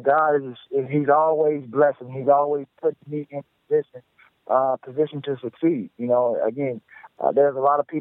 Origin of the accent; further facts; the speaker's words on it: the South, United States; who I am from the South, I'm definitely a humble guy. I understand where I grew up and where I'm from